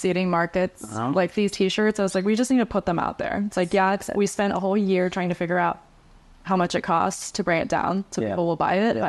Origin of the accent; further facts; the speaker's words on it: United States; So I was actually born here